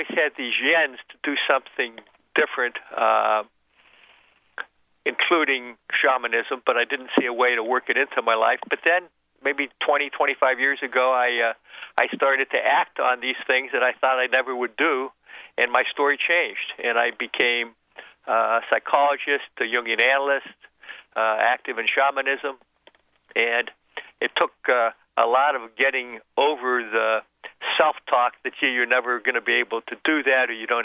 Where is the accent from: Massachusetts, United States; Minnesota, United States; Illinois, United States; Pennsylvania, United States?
Pennsylvania, United States; Pittsburgh; I grew up in Pittsburgh.